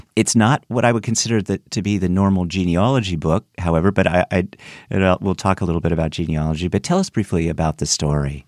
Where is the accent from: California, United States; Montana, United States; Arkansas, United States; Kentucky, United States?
California, United States; north of Fresno, Central; I'm from the Central California, just kind of north of Fresno